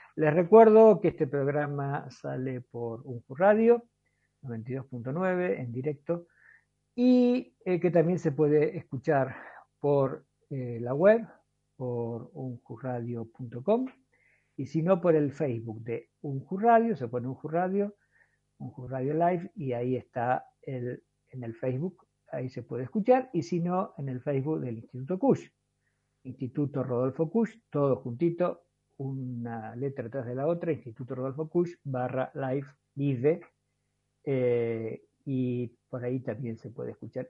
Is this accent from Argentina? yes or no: yes; La Matanza, Buenos Aires Province, Argentina; now in Jujuy, Argentina; Yo también soy originario de Urbano, ya hace como 40 años que estoy por aquí